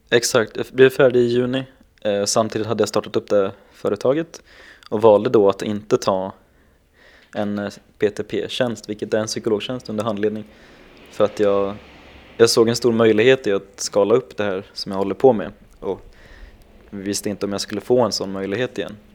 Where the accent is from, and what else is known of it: Gävle, Gävleborg County, Sweden